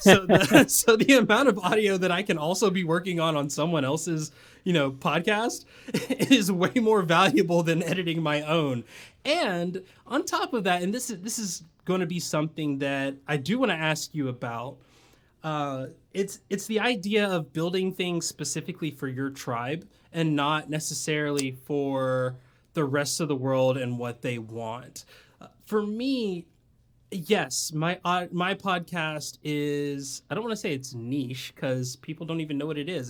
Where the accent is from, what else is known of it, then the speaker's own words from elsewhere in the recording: Tennessee / Georgia, the South, United States; moved away as an adult; also born or lived in Japan; now in San Diego, United States; I grew up in the South. I grew up in, like, Tennessee slash Georgia